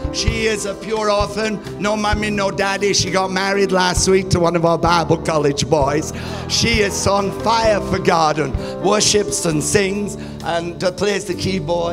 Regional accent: United Kingdom; moved away as an adult; also born or lived in New Zealand; now in India; I'm British actually from birth, but I travel on an Indian passport.

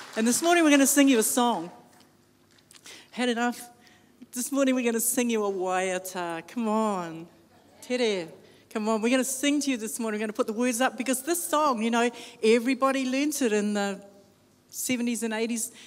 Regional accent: New Zealand; I'm from New Zealand, when I say I'm from Aotearoa

